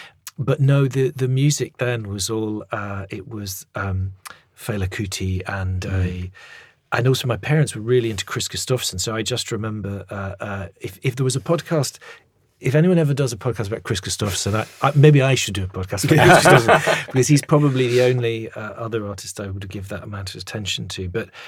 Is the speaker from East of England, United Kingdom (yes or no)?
no; Scotland, United Kingdom; but B, again, as a Scot, you're just like, right, we've been validated.